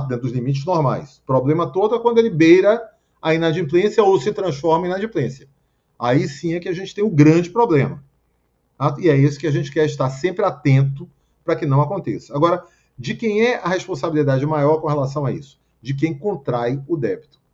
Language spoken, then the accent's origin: Portuguese; Bahia, Brazil; now in Rio de Janeiro, Brazil; na Bahia, onde eu nasci